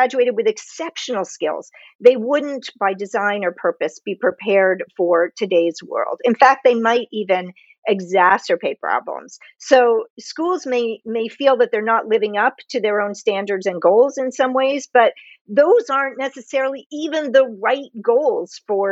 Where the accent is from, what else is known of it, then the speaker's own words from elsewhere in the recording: United States; I'm from the United States